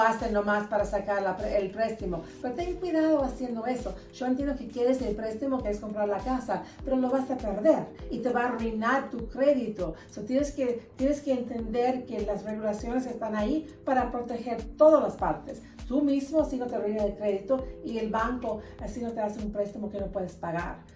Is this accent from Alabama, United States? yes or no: yes; Alabama, United States; now in Utah, United States; mis padres son de Uruguay, pero yo nací en los Estados Unidos, me creí en Alabama